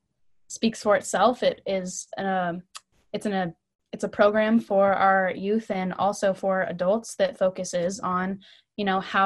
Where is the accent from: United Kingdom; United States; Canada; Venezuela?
United States; San Clemente, California; I'm from San Clemente, California.